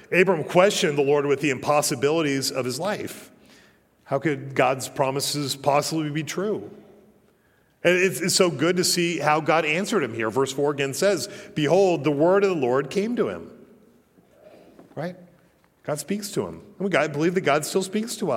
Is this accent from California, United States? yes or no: no; Colorado, United States; moved away; also born or lived in Utah; growing up in Colorado